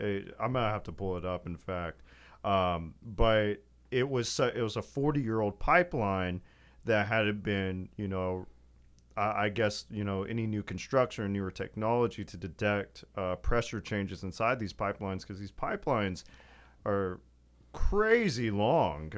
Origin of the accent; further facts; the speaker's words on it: West Texas, United States; growing up in West Texas